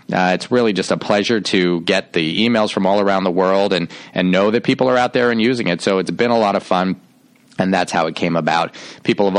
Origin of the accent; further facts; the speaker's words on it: Shaker Heights, Ohio, United States; I grew up outside of Cleveland, Ohio, in Shaker Heights, Ohio.